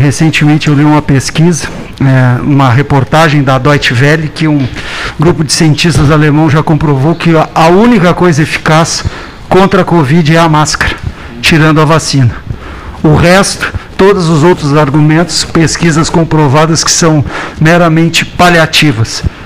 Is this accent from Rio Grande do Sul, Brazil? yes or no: yes; Pelotas, Rio Grande do Sul, Brazil; moved away; no meu torrão natal, a cidade que eu tenho meus, sempre meus fortes laços